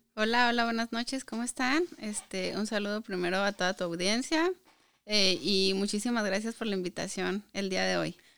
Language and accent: Spanish; Hidalgo del Parral, Chihuahua, Mexico; moved away as an adult; now in Michigan, United States; soy mexicana eh, y soy del estado de Chihuahua, pero de un municipio que se llama Hidalgo del Parral.